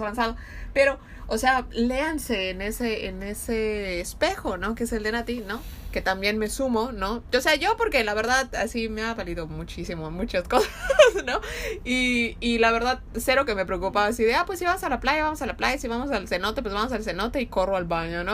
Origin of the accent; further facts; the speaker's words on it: Yucatán, Mexico; nosotros somos de México, del estado de Yucatán